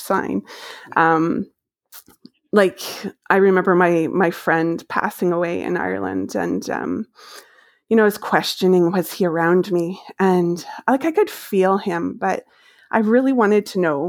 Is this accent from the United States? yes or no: no; Maple Ridge, British Columbia, Canada; moved away as an adult; I grew up in Maple Ridge.